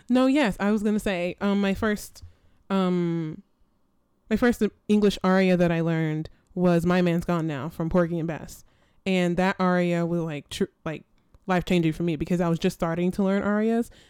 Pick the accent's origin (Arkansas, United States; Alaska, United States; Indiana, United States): Arkansas, United States; Little Rock; moved away as an adult; now in Rochester, United States; I'm originally from Little Rock, Arkansas